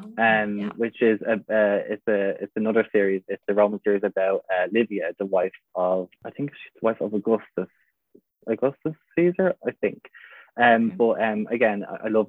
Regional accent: Wicklow, Leinster, Ireland; now in Dublin, Ireland; I live in Dublin, but I'm actually from a town called Wicklow

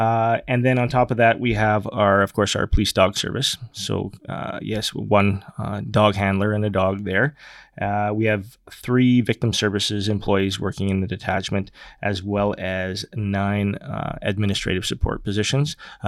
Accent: Edmonton, Alberta, Canada; moved away as an adult; also born or lived in Slave Lake / Boyle; now in Cold Lake, Canada; I'm from Edmonton.

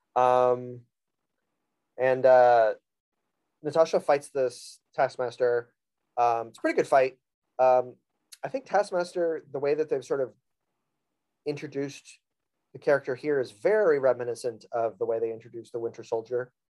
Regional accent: South Florida, United States; I am from South Florida

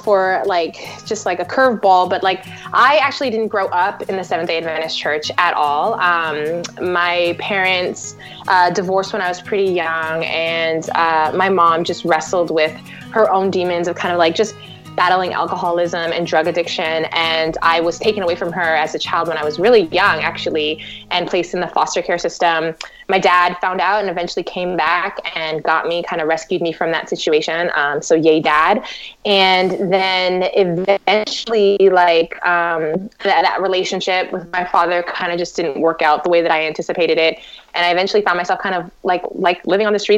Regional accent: Toronto, Ontario, Canada; moved away as an adult; also born or lived in New York / California; now in Washington, D.C., United States; I am a Toronto native, so I'm not American

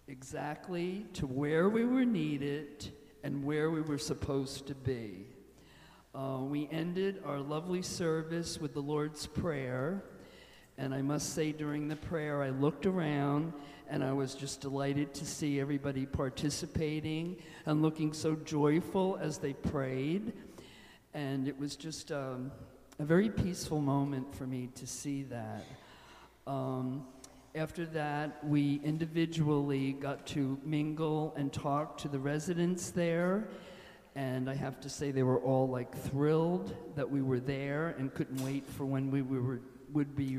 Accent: Toms River, New Jersey, United States; having been born and raised in Toms River, I grew up with this church in the center of the town

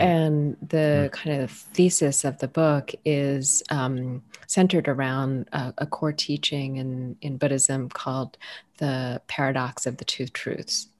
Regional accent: United States; also born or lived in Ethiopia; I was raised in the U.S.

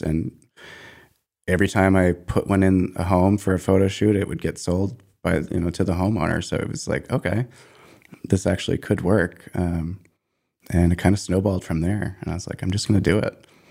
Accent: Maine, United States; moved away as an adult; also born or lived in Harlem, New York; I grew up in Maine and spent the first twenty-seven years of my life there.

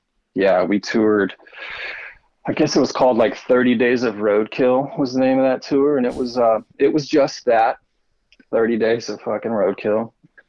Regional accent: Houston, Texas, United States; moved away; I grew up in Houston. In Houston, Texas, and yeah, Houston, Texas, which is like, it's like the fourth, I guess it's battles maybe another city for the fourth largest city

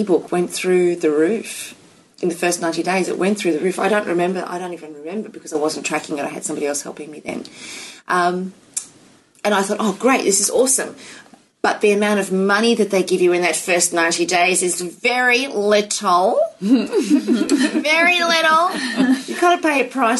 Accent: United States; now in Australia; I'm an American citizen

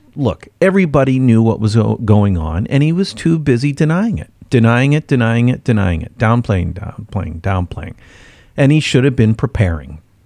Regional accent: Midwest, United States; moved away; I'm from the Midwest

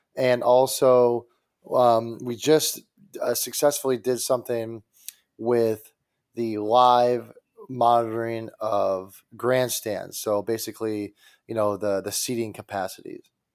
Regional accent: Detroit, Michigan, United States; I'm from Detroit

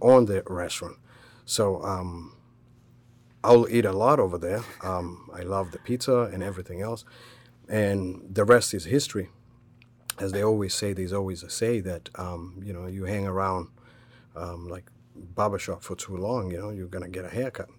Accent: Kenya; moved away as an adult; now in United States; I was born and raised in Kenya. Um, came here at the age of twenty-one.

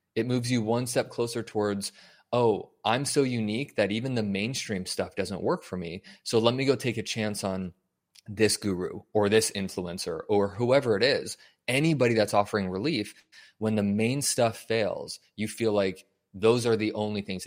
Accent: Denver, Colorado, United States; moved away as an adult; also born or lived in Wyoming / California; I was born and raised in Denver

